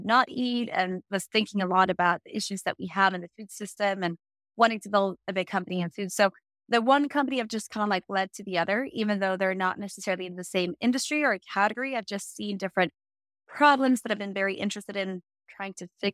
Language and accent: English; Sweden; I'm from Sweden. So that's a weird accent when you're like, what is that? So I started that here in Sweden.